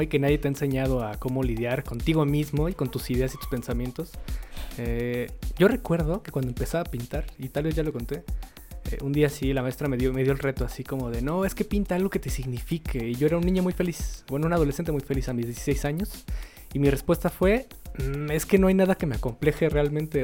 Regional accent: Mexico; siendo mexicanos

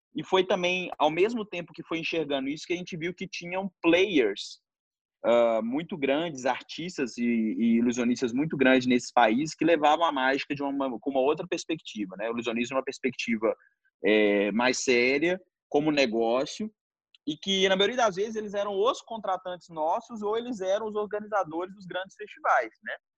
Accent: Belo Horizonte, Minas Gerais, Brazil; a gente nasceu, a gente nasceu em Belo Horizonte

